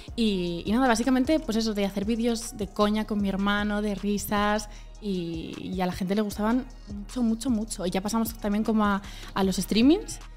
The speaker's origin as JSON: {"language": "Spanish", "region": "Community of Madrid", "country": "Spain", "said": "somos de Madrid, de las afueras, perdón, de Madrid"}